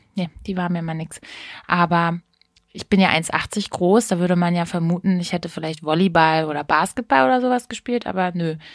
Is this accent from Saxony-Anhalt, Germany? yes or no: no; Hameln, Lower Saxony, Germany; also born or lived in Hanau; ich bin ja in, zwar in Hanau geboren, aber aufgewachsen bin ich in Hameln